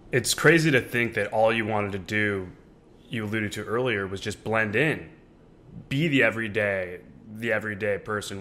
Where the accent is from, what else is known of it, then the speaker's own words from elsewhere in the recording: Orange County, California, United States; me growing up in Orange County, California